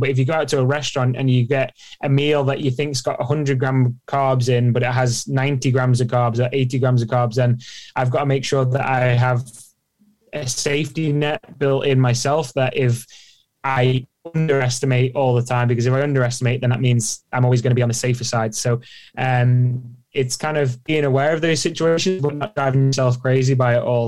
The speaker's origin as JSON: {"language": "English", "country": "Isle of Man", "tie": "born or raised there", "said": "growing up on the Isle of Man was ace"}